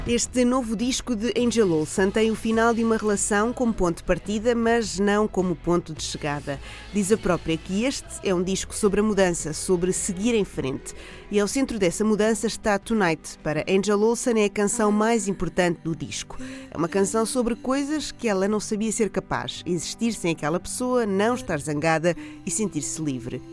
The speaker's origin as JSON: {"language": "Portuguese", "country": "Portugal", "said": "Como bons portugueses"}